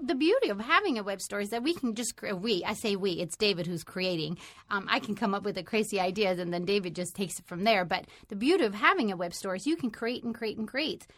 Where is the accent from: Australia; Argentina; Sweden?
Sweden; now in United States; I am originally from Sweden